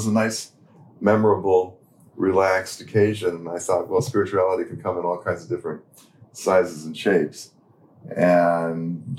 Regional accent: Santa Fe, New Mexico, United States; moved away; also born or lived in Pune; Which is my native place. Your hometown. And, my hometown.

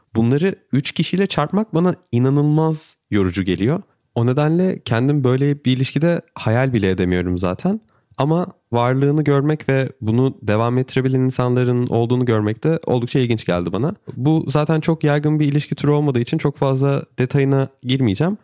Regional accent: Turkey; benim eşim Brezilyalı, ben Türk'üm

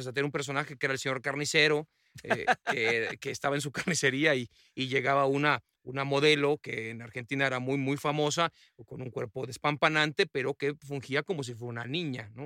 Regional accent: Mexico; se habla con, con nuestro acento

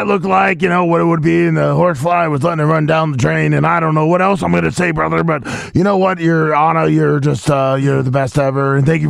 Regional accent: Canada; I'm a real American, even though I'm a Canadian and whatever.

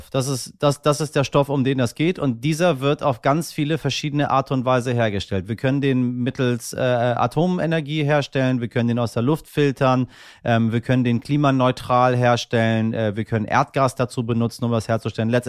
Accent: Hamburg, Germany; Äh, ich komme hier aus Hamburg und wir haben hier die Linie 106.

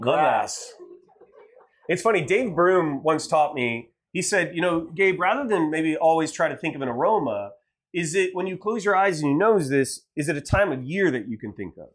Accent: Ohio, United States; moved away; I'm from Ohio

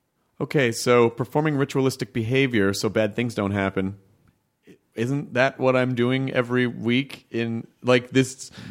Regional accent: the South, United States; And growing up in the South, there's a giant, like, you're in the that's the Bible Belt.

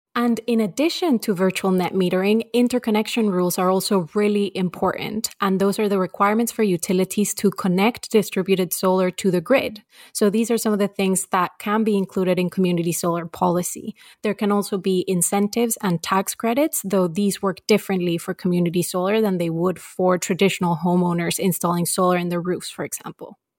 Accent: Massachusetts, United States; my home state of Massachusetts

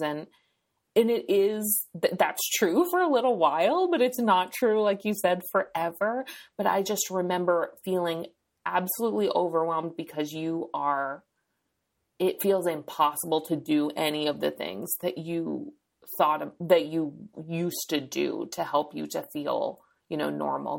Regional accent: New Hampshire, United States; now in California, United States; I live in California, but I'm from New Hampshire

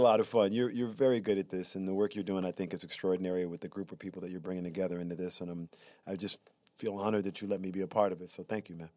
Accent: Prichard, Alabama, United States; moved away; also born or lived in Mobile, Alabama; I'm from Pritchard, Alabama

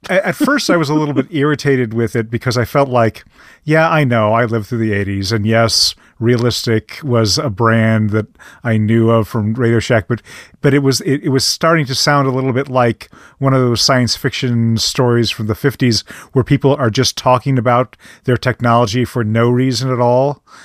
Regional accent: Midwest, United States; as a Midwesterner

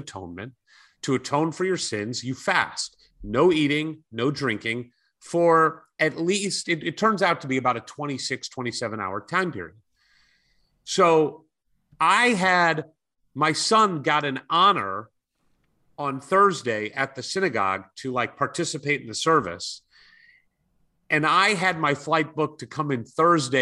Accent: California, United States; I'm from California

